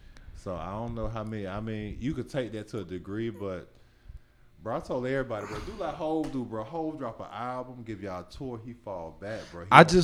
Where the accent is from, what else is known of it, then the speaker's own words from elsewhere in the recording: New York City, New York, United States; now in Atlanta, United States; I'm from Brooklyn all day.